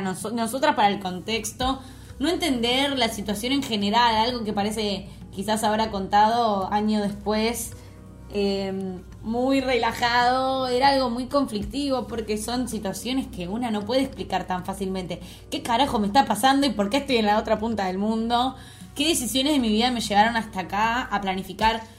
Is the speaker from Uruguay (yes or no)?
no; Argentina; moved away as an adult; also born or lived in London, England